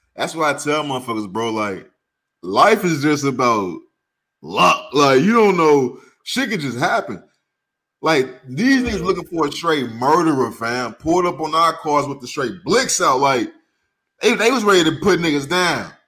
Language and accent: English; St. Louis, Missouri, United States; moved away as an adult; I moved from St. Louis two weeks after I graduated high school.